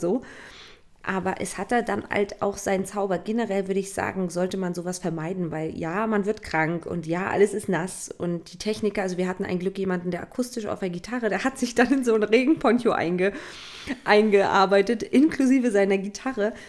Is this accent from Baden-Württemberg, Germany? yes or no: no; Stralsund, Mecklenburg-Vorpommern, Germany; Stralsund, mhm. was ja meine Heimat ist